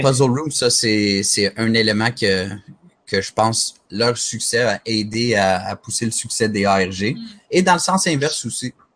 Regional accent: Montreal, Quebec, Canada; je suis Montréalais

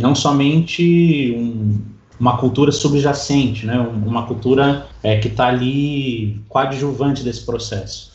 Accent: São Paulo, Brazil; eu moro aqui em São Paulo, nasci aqui em São Paulo

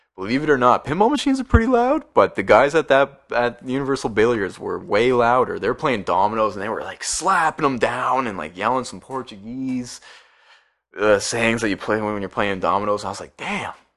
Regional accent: Oshawa, Ontario, Canada; I'm from Oshawa

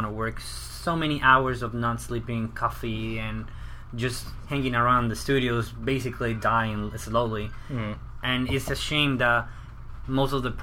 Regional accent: Venezuela; also born or lived in Orlando, Florida / Tampa, Florida; now in Florida, United States; I'm originally not from the States. I actually come from Venezuela. I moved here a couple years ago.

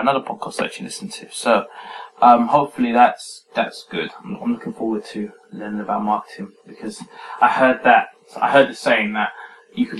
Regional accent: England, United Kingdom

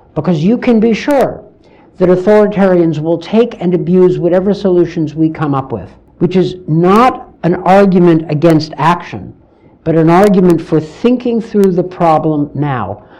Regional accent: United States; I'm speaking as an American

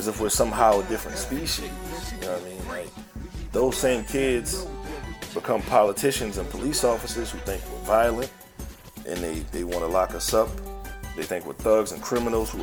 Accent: New Orleans, Louisiana, United States; also born or lived in Baton Rouge; I grew up in New Orleans East, mostly, a little bit in Baton Rouge

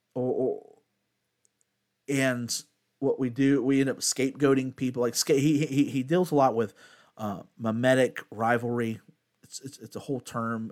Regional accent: United States

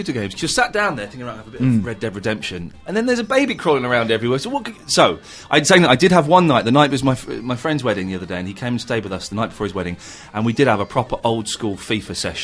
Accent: Slough, South East England, United Kingdom; also born or lived in Farnham Common; I moved from Slough to Farnham Common

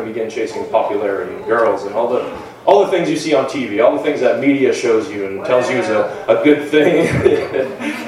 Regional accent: Lisbon, Maine, United States; also born or lived in Lewiston, Maine; I grew up in Lewiston until I was about 5 years old, I believe, was when we moved out to Lisbon, just the next town over. And that's where I spent most of my life.

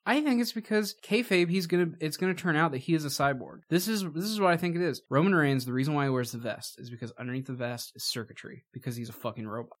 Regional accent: Indiana, United States; we're from Indiana.

